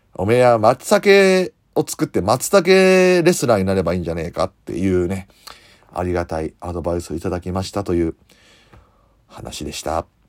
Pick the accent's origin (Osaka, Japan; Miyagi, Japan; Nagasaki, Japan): Osaka, Japan; accent: Osaka dialect; 大阪の、大阪のどこの出身な西成です